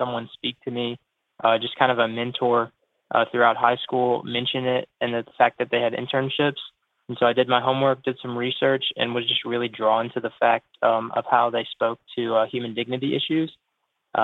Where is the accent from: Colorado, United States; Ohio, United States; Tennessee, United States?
Tennessee, United States; Jackson; I'm from Jackson, Tennessee